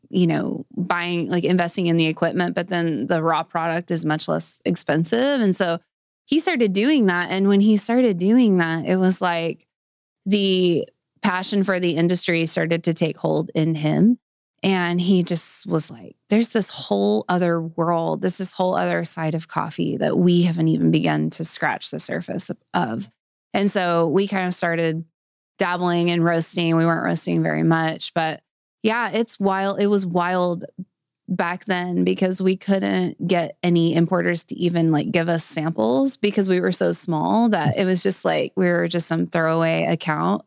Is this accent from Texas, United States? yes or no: no; Springdale, Arkansas, United States; I grew up in Springdale, so I've been here my whole life. I've never lived anywhere else.